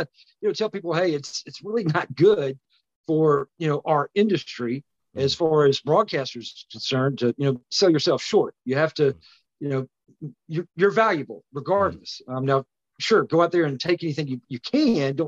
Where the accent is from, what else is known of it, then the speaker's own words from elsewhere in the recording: Batesburg-Leesville, South Carolina, United States; growing up in Batesburg, Leesville